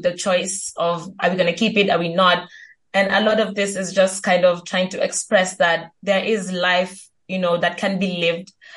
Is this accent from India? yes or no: no; Kenya; I'm Kenyan, based in Kenya still